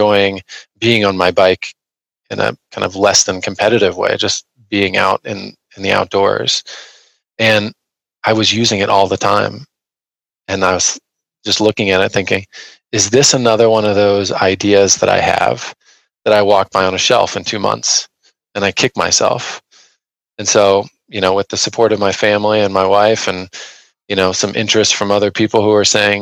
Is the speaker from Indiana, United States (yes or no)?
yes; Indiana, United States; also born or lived in Ohio; I grew up in Indiana, Midwest kid